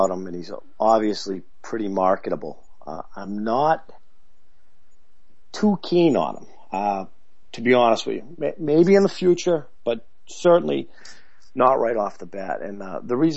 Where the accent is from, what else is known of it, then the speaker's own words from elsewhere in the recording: Boston, Massachusetts, United States; I am from Boston, right outside of Boston